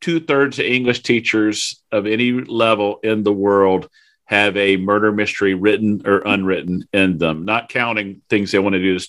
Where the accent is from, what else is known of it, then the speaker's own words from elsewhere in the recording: Northern Florida, United States; moved away; also born or lived in Alabama / South Carolina; Growing up in Northern Florida, living in Alabama and South Carolina